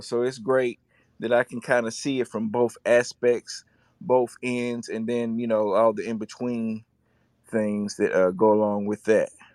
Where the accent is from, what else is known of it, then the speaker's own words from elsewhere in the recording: Chattanooga, Tennessee, United States; I hail from Chattanooga, Tennessee.